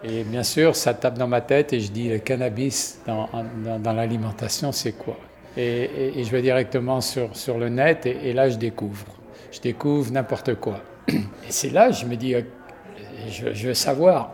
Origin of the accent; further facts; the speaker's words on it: Quebec, Canada; de chez nous au Québec